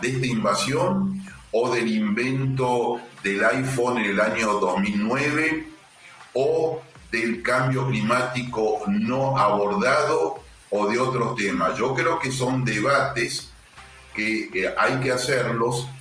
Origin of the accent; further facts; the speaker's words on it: Argentina; Yo como diplomático argentino